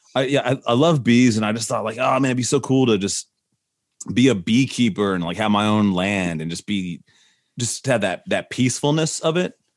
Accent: Nashville, Tennessee, United States; also born or lived in Tucson, Arizona; I grew up here in Nashville.

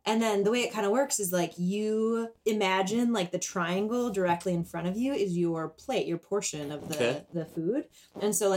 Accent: Wisconsin, United States; moved away; I'm from Wisconsin. If I was back in my hometown

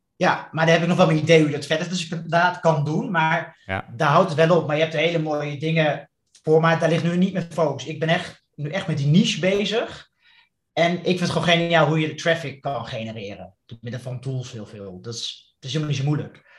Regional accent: Netherlands; als Nederlander

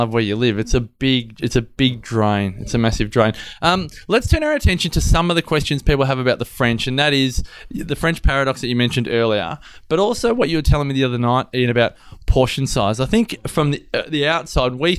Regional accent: Australia; as an Australian

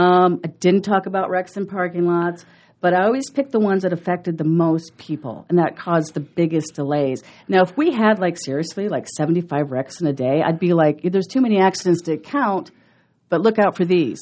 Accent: Omaha, Nebraska, United States; also born or lived in College Park, Georgia / Oklahoma; we moved back to Omaha when I was two, and I've been here ever since

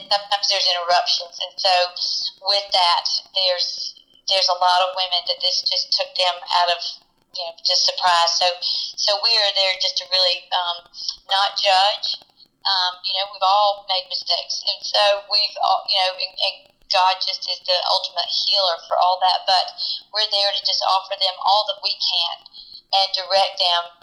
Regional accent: Columbia, South Carolina, United States; I grew up in Columbia

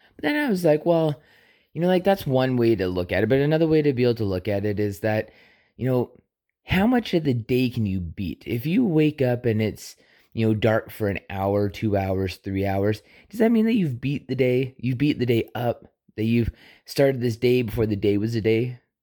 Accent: Canada; I was born in Canada

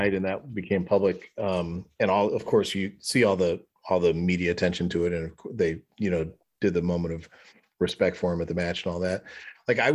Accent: outside of Chicago, Illinois, United States; being a kid growing up outside of Chicago

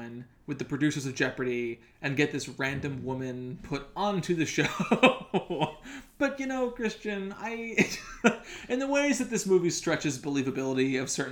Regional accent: Northeast Ohio, United States; a suburban kid growing up in Northeast Ohio

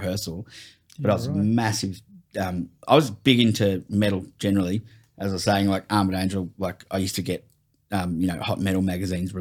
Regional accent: Warrnambool, Victoria, Australia; I grew up in Warrnambool, like, southwest Victoria

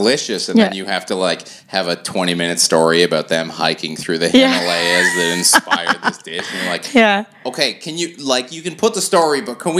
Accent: Toronto, Ontario, Canada; I grew up in Toronto

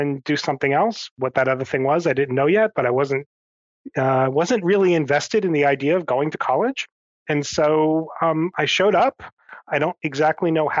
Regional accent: Northern New Jersey, United States; I grew up in a suburb of New York City in New Jersey. So I grew up in Northern Jersey

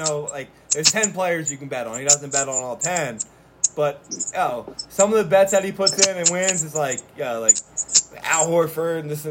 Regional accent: Philadelphia, Pennsylvania, United States; we're from Philly

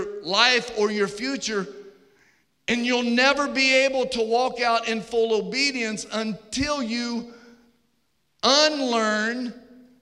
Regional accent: Richmond, Virginia, United States; I grew up in Virginia

